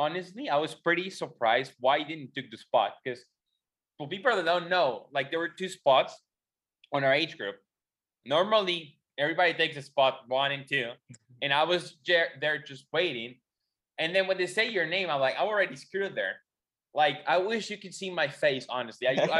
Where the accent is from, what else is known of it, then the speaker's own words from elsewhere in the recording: Mexico; not a lot of Mexicans go